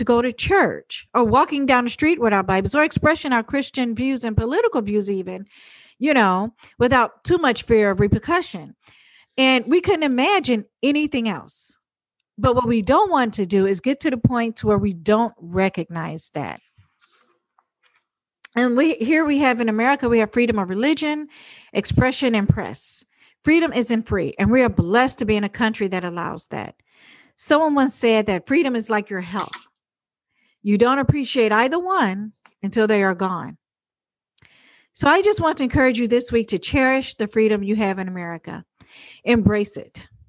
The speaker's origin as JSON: {"language": "English", "country": "United States", "said": "I'm an American"}